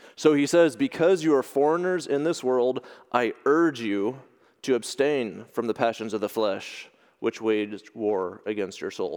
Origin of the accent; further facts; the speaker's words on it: United States; moved away as an adult; now in Ireland; from my home place where I grew up in America